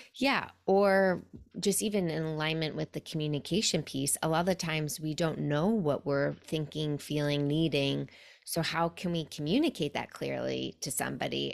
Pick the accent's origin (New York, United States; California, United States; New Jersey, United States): New York, United States; New York City; now in Pacific Northwest, United States; I'm originally from New York City, a place that is known as being aggressive